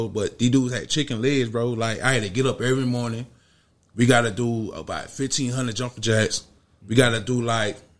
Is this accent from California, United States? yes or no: no; Houston, Texas, United States; I'm from the Kennedy home. I'm from Third Ward. I'm from the Bridge